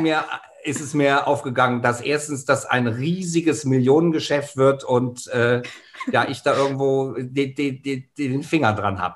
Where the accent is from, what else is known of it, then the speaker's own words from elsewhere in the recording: Germany; bei uns in Deutschland